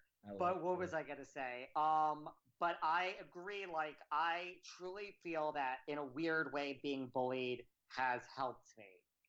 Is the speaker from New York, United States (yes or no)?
no; Connecticut, United States; I grew up in Connecticut.